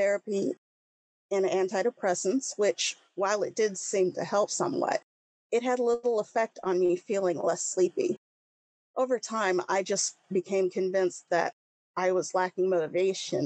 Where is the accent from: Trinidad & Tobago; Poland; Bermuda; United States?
United States; Leavenworth, Kansas; also born or lived in Missouri / Leawood, Kansas; I've lived in Kansas for most of my life. I was raised in Leavenworth, Kansas